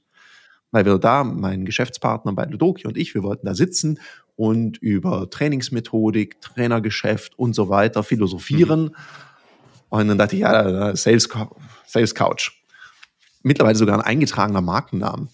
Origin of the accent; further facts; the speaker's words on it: Southern Germany, Germany; im Schwäbischen, ich bin Süddeutscher